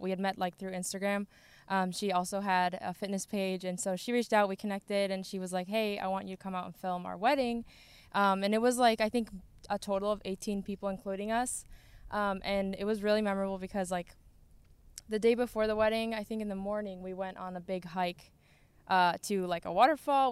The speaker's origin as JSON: {"language": "English", "country": "Sweden", "tie": "born or raised there", "moved": "yes", "lives_now": "Plymouth, United States", "said": "I grew up in Sweden"}